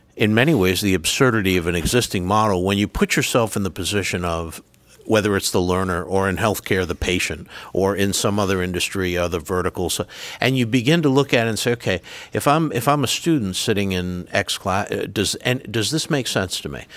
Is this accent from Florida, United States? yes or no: no; Rhode Island, United States; accent: Rhode Island; moved away; my Rhode Island accent, which is where I'm from